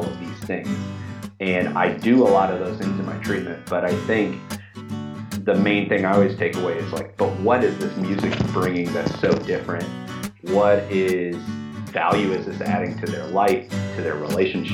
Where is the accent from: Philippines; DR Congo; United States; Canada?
United States; Kentucky; also born or lived in Orlando, Florida; I was born in Kentucky. I grew up here and went to undergrad and grad school at a couple different schools here in Kentucky